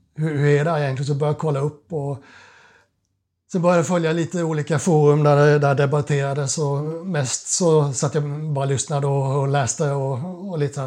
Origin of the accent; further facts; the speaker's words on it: Kalmar, Kalmar County, Sweden; moved away as an adult; now in Stockholm, Sweden; jag är uppvuxen på Öland, Kalmar